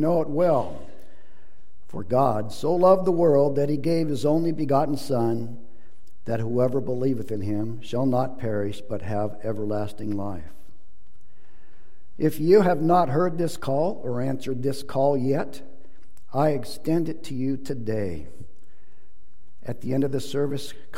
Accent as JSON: {"language": "English", "town": "Bellingham", "region": "Washington", "country": "United States", "said": "I'm from Bellingham, Washington, so the other side of the state."}